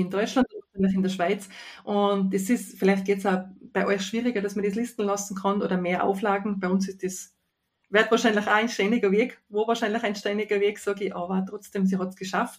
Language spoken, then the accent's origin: German; Tyrol, Austria; accent: Tyrolean; das K als Tiroler kann man ja nicht ablegen